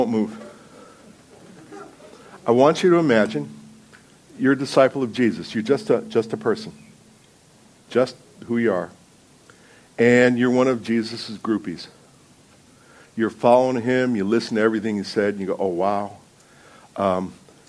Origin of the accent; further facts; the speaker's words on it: New Jersey, United States; I'm from New Jersey.